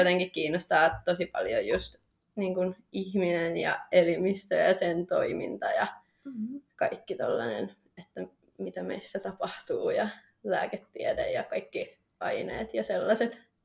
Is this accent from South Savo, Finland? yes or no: no; Tampere, Pirkanmaa, Finland; also born or lived in Nokia; mä oon ollut aina tästä Tampereelta, Pirkanmaalta.